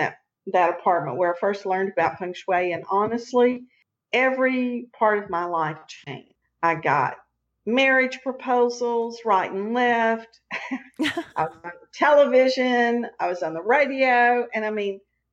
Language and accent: English; Texas, United States; also born or lived in Houston; I'm a Texan. I've never lived anywhere but Texas.